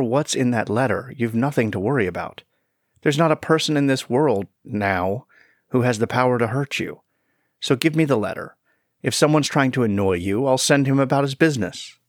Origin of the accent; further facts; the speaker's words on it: Roanoke, Virginia, United States; I'm from Roanoke, Virginia